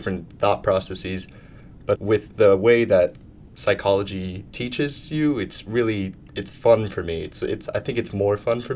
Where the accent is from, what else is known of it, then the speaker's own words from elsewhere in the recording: Jacksonville, Florida, United States; moved away as an adult; now in New York, United States; my hometown, Jacksonville